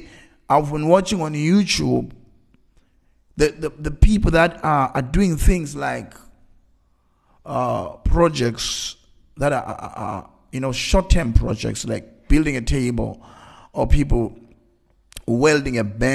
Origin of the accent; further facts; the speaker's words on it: Eastern Cape, South Africa; I grew up in the time where 1980s, there was apartheid, and we grew up in Transkei. In Transkei, we were the poorest.